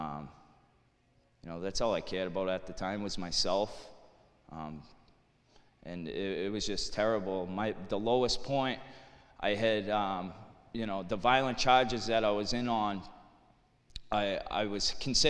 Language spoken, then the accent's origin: English; Lawrence, Massachusetts, United States; I'm from Lawrence, Mass., raised Irish Catholic